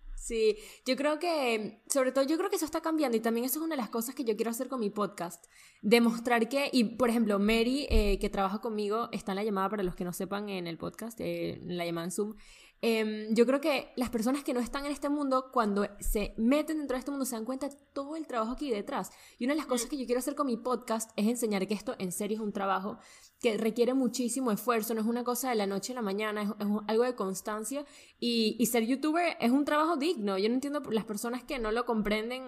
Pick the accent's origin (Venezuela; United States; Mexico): Venezuela; yo soy venezolana, entonces esto no es una expresión que yo uso mucho